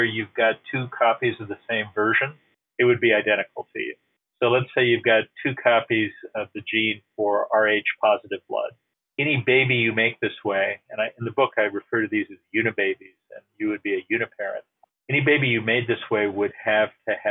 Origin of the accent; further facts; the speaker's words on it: United States; As an American citizen